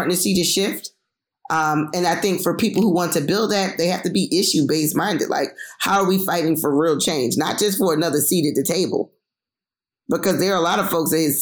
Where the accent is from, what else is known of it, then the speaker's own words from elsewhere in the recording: Philadelphia, Pennsylvania, United States; a young Black single mom from North Philly without a lot of money